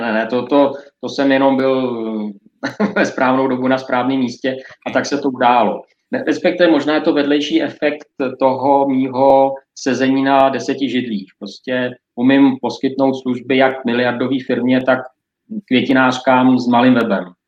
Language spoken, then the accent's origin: Czech; Czechia